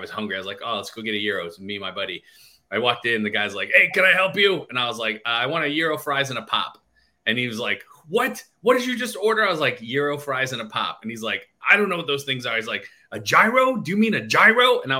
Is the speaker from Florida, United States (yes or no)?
no; Detroit, Michigan, United States; now in New Jersey, United States; I grew up in Detroit where we speak Greek food